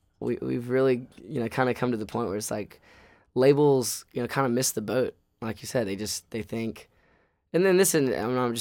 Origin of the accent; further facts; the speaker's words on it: Southern United States, United States; I mean, we're from the South and there's a lot of Southern underpinnings to our music.